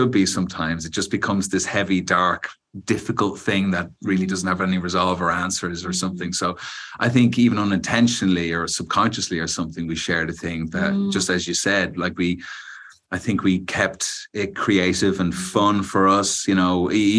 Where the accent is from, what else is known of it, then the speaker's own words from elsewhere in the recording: Ireland; we're both Irish